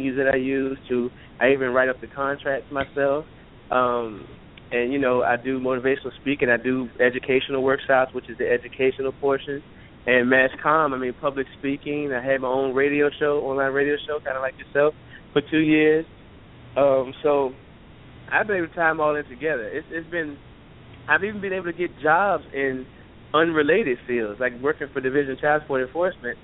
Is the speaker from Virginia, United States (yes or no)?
yes; Richmond, Virginia, United States; I am born and raised in Richmond, Virginia.